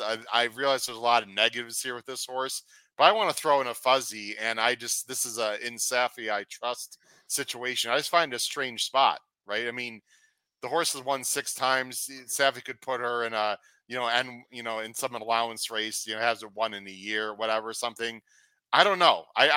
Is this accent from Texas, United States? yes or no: no; Chicago, Illinois, United States; I'm from Chicago